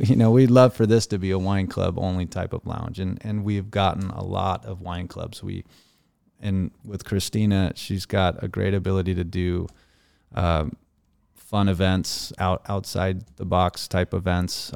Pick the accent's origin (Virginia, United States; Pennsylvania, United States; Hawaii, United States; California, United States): California, United States; Laguna Beach; grew up in Laguna Beach